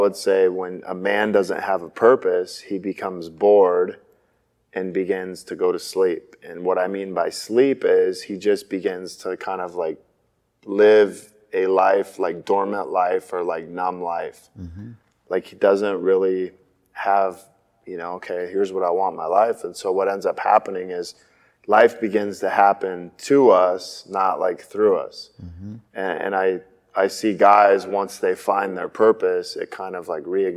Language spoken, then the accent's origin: English; Spokane, Washington, United States; moved away as an adult; also born or lived in Gig Harbor, Washington; I grew up in Spokane, Washington, which was on the other side of the state